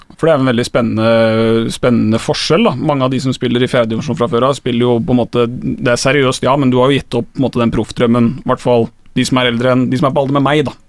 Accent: Skien, Telemark, Norway; Jeg er fra Skien

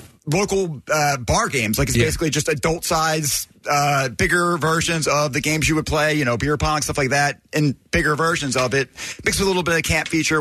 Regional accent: Philadelphia, Pennsylvania, United States; growing up in Northeast Philly

